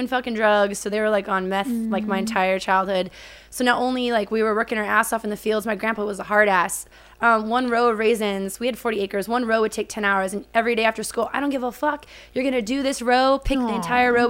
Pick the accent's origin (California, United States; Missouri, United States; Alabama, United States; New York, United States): California, United States; Kerman; moved away as an adult; I grew up in a small town. It's Kerman, California, the very middle of California